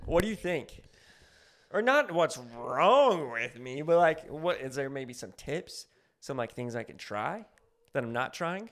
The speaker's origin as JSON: {"language": "English", "region": "New Mexico", "country": "United States", "moved": "yes", "lives_now": "Los Angeles, United States", "said": "I'm from New Mexico"}